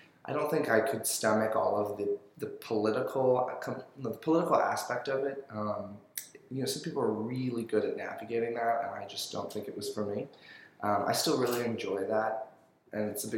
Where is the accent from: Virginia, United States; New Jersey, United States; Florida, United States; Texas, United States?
Florida, United States; South; moved away as an adult; also born or lived in Pensacola, Florida; now in New Orleans, United States; I grew up in South Florida, sort of about like 80 miles north of Miami.